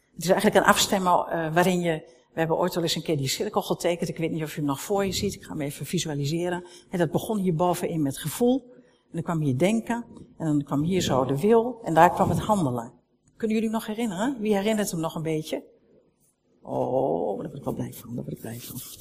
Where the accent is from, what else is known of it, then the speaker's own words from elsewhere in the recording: Netherlands; we zijn Nederlanders